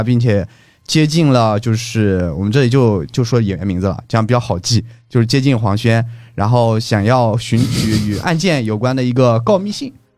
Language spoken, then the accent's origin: Chinese; Anhui, China; 对，因为我老家一直在徽州